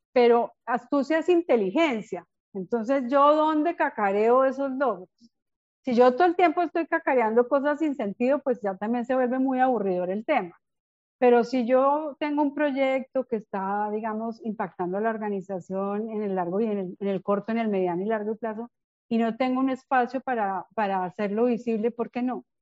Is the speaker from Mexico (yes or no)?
no; Bogotá, Colombia; accent: rolo; moved away as an adult; now in Medellín, Colombia; soy bogotana de origen, hace cerca de 21 años, aunque no parezca vivo en Medellín.